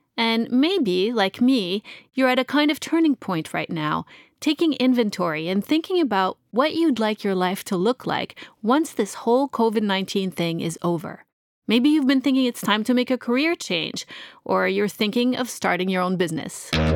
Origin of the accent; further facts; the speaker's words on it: Montreal, Quebec, Canada; I'm from Montreal